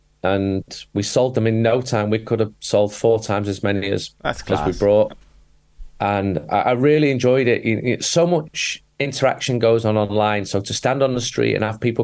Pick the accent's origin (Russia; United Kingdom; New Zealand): United Kingdom; Manchester, North West England; I'm from Manchester.